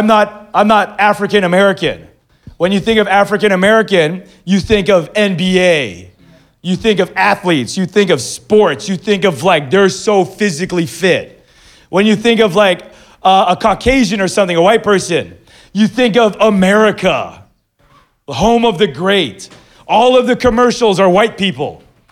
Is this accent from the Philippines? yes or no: yes; Philippines; now in Manila, Philippines; No, I'm Filipino. You're Mexican. And I'm like, people in the Philippines still think I'm Mexican.